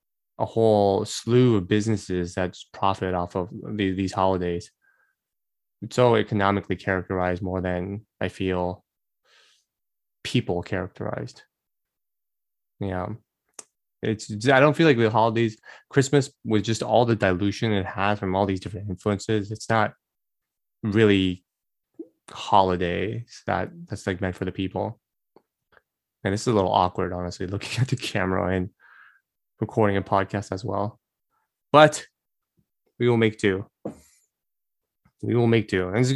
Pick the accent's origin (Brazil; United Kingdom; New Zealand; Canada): Brazil; I grew up in Brazil most of my life, grew up with Korean parents, and also went to an American school all at once during my childhood.